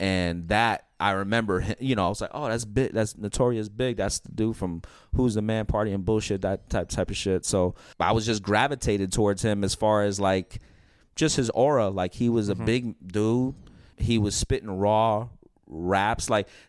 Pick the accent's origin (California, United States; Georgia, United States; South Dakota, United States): California, United States; also born or lived in Coney Island, New York; And I spent my first 10 years of my life in Coney Island. So my parents moved out here in 1988. So I'm definitely Californian.